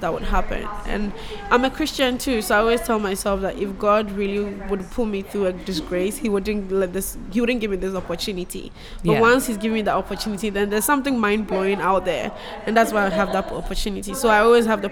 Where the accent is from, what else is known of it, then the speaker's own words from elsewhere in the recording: Akosombo, Eastern Region, Ghana; moved away as an adult; now in United States; So I grew up in Ghana. My family was in Akosombo.